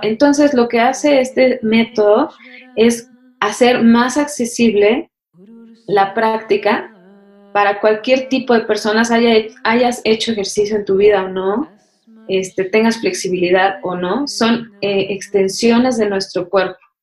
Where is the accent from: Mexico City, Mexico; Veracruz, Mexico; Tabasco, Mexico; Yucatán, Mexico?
Mexico City, Mexico; also born or lived in India; Yo crecí ahí en la UNAM, ¿no? Así literal. Ahí jugaba, era mi, jardín para jugar.